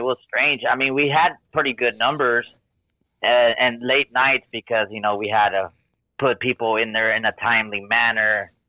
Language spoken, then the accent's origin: English; Houston, Texas, United States; I'm from Houston. We wear grills down here.